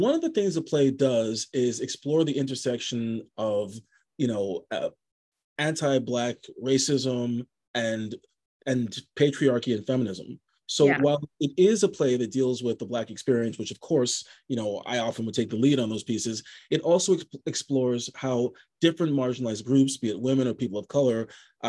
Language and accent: English; Montreal, Quebec, Canada; moved away as an adult; also born or lived in Vancouver; I was born and raised in Montreal. I was born in Côte-des-Neiges, and then I moved to the suburbs, to the West Island, when I was in high school. But I moved to Vancouver in 2006